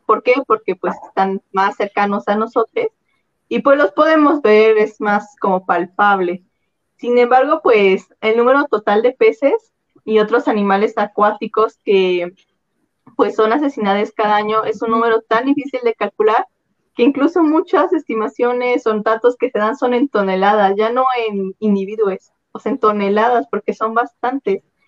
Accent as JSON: {"language": "Spanish", "region": "central Mexico", "country": "Mexico", "said": "somos mexicanos, ah, nosotros casi no consumimos peces, ¿no? Nosotros casi no consumimos, o por lo menos aquí en el centro del país"}